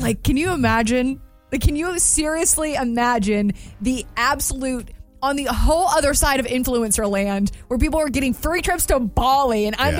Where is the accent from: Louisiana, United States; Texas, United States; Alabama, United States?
Alabama, United States; Calhoun County; This is literally outside of my hometown.